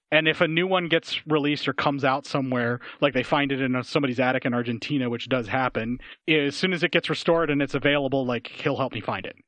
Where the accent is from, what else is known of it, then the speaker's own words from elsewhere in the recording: United States; I'm American